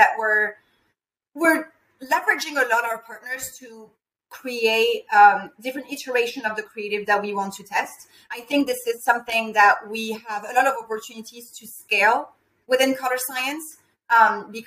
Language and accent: English; France; moved away; I'm personally from France